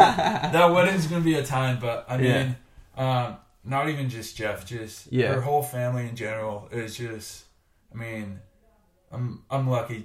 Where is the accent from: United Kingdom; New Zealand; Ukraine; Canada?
Canada; To this day, he'll still give me crap for being Canadian.